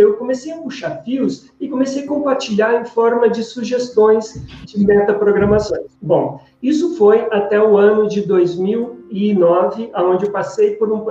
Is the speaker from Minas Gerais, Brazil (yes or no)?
no; Espírito Santo do Pinhal, São Paulo, Brazil; moved away; also born or lived in Campinas; eu sou de, do interior do estado de São Paulo